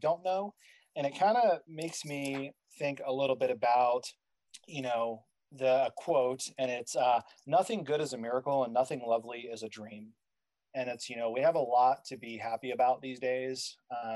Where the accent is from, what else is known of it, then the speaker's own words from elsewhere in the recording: Virginia Beach, Virginia, United States; I grew up in Virginia Beach.